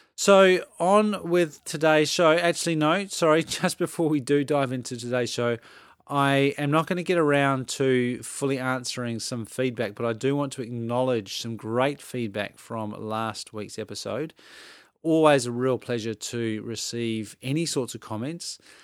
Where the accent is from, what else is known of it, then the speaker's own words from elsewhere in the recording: Adelaide, South Australia, Australia; moved away; I grew up in Adelaide, which is in South Australia